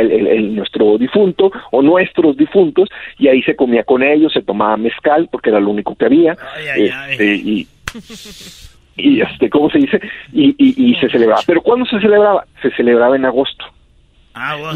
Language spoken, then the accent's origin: Spanish; Rioverde, San Luis Potosí, Mexico; now in United States; yo recuerdo cuando era chiquito ahí en Río Verde